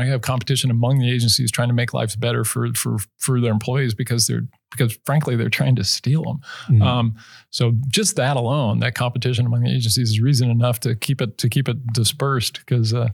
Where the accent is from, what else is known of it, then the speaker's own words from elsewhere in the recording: Idaho, United States; I'm from Idaho